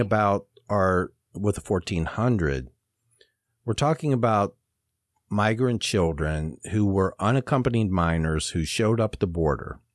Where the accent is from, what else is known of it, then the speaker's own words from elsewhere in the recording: Ohio, United States; I'm from Ohio and Kentucky's just south of us